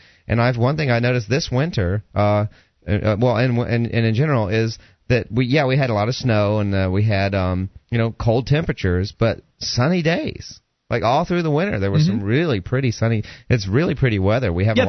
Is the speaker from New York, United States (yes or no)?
no; Georgia, United States; moved away; also born or lived in Southern California; I'm from Georgia originally, and Southern California